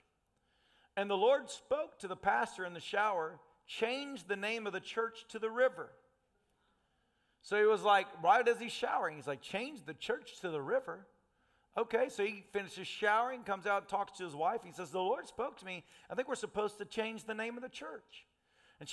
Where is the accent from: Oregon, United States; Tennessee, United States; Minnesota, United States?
Tennessee, United States; I'm a redneck from Tennessee.